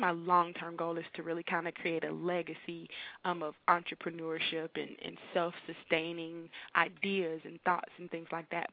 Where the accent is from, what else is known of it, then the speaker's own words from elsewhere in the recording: Miami, Florida, United States; moved away as an adult; now in Tallahassee, United States; I grew up in Miami. I've been in Tallahassee since I moved here to attend college at Florida A&M University